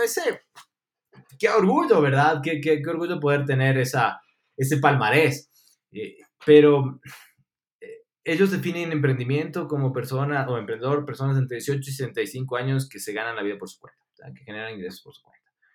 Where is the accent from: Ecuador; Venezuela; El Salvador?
Ecuador; also born or lived in Argentina; nosotros fallamos como ecuatorianos